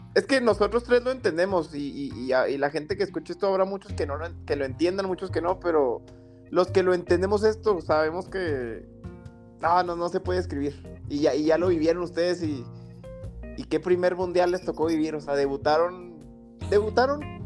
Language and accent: Spanish; Mexico; los que de verdad somos mexicanos